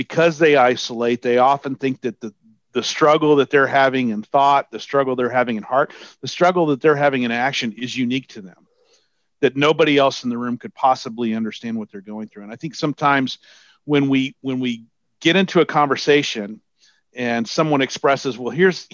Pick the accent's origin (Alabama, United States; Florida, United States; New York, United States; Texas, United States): Texas, United States; I'm from Texas